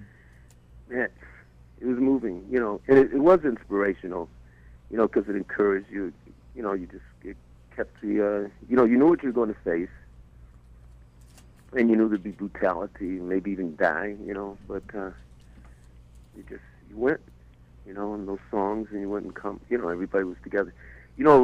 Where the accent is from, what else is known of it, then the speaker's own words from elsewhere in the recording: New York City, New York, United States; growing up in the Bronx